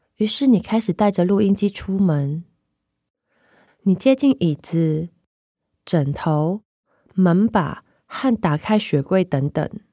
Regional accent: Hong Kong; moved away as an adult; now in Taipei, Taiwan; 我来自香港， 我写诗， 也同时是一间只卖诗集的独立书店店长

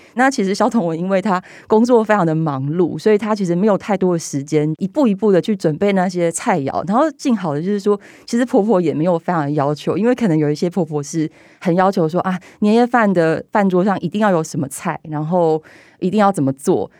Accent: southern Taiwan, Taiwan; 因为我们家是南部人，我的阿嬷是童养媳，我爸爸他们小时候是跟他的兄弟住在一层透天厝，所以楼下一楼、二楼住着伯伯，他们两家人，然后我们家住在三楼

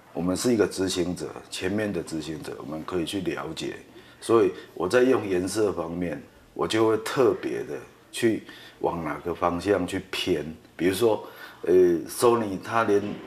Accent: Taiwan; 其实他可以做出我们台湾人六十个钟头做出的事情

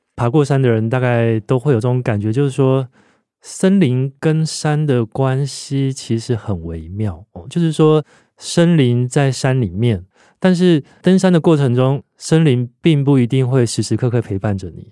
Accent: Taiwan; 我们从小在台湾社会长大

